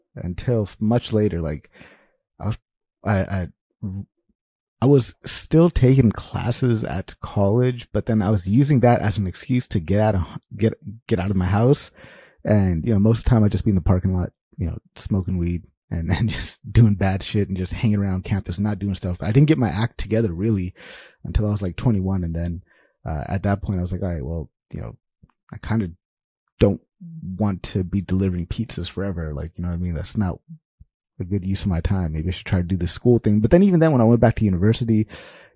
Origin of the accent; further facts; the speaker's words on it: Sacramento, California, United States; I grew up in South Sacramento, California.